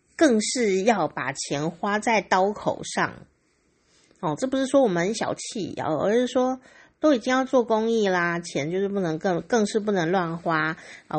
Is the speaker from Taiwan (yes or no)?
yes; Taiwan; 我身为台湾人感到非常荣耀哦